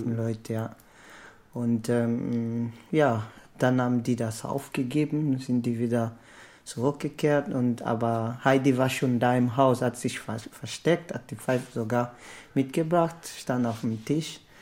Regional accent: Lobito, Benguela, Angola; now in Germany; komme aus Angola. Mein Heimatdorf heißt Lobito.

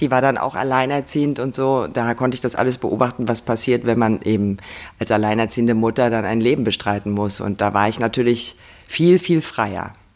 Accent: near Kassel, Hesse, Germany; moved away; Also ich war wirklich sehr verbunden mit dem Ort, wo ich groß geworden bin. Also draußen auf dem Land und dort gab es einen, der heißt Dörnberg. Da konnte man von Weimar aus hinlaufen

